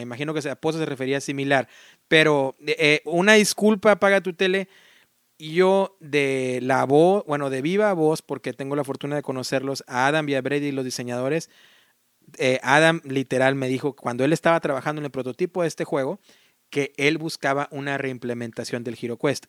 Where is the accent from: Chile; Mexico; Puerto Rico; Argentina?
Mexico; now in United States; yo amo mis país, soy mexicano y, no, jamás lo voy a negar